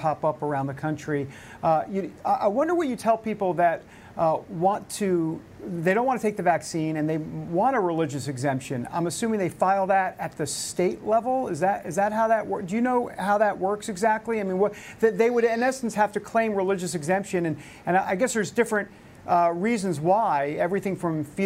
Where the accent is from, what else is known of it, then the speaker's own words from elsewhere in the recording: New York, United States; also born or lived in New Jersey; grew up in New York